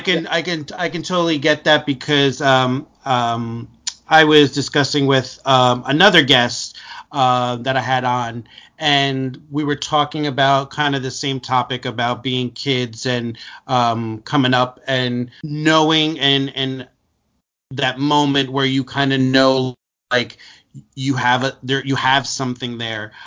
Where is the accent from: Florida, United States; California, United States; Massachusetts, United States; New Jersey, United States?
New Jersey, United States; Newark; I grew up in in in Newark, so it was just the culture that I was surrounded